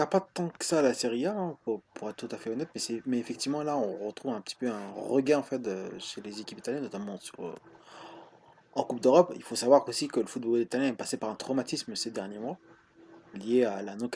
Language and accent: French; Marseille, Provence-Alpes-Côte d'Azur, France; Moi, en tant que Marseillais, j'ai trouvé que c'était n'importe quoi.